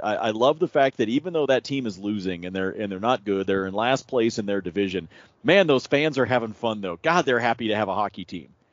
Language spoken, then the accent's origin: English; Pacific Northwest, United States; I grew up in the Pacific Northwest.